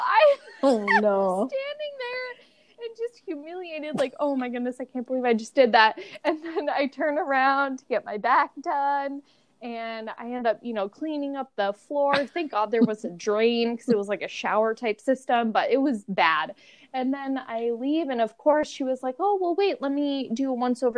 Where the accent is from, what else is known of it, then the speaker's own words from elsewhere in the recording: Seattle, Washington, United States; growing up in Seattle